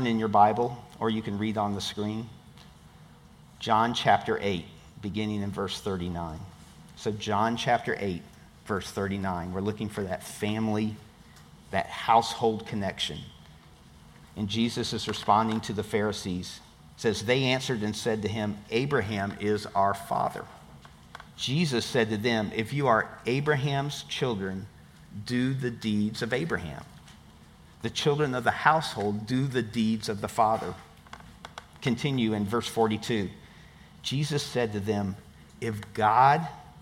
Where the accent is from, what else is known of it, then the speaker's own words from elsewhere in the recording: Tampa, Florida, United States; I'm from Tampa